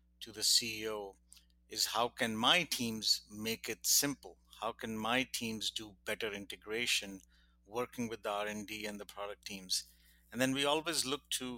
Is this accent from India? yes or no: yes; India; moved away; I grew up in India